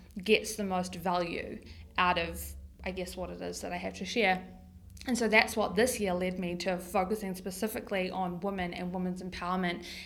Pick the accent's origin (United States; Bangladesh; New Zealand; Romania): New Zealand; Tauranga, Bay of Plenty; I grew up here in Tauranga